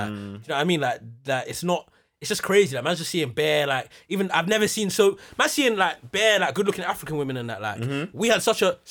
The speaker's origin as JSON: {"language": "English", "town": "Croydon", "region": "London", "country": "United Kingdom", "said": "when I was younger, I didn't grow up around Southwark. We're from Croydon, man. I didn't grow up around Southwark or nothing like"}